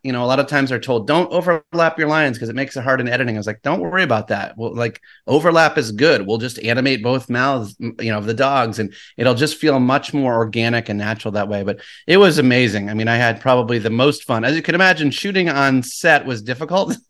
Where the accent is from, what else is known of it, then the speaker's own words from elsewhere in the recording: Saratoga Springs, New York, United States; moved away as an adult; now in Los Angeles, United States; I loved growing up in Saratoga. love upstate New York